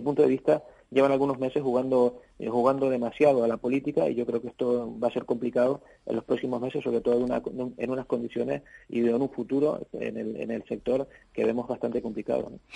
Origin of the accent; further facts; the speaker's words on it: Canary Islands, Spain; sobre todo para nosotros como la Canaria